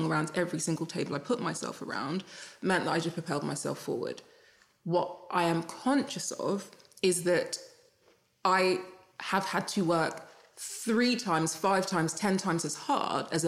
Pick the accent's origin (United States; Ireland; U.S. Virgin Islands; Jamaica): Jamaica; I'm Jamaican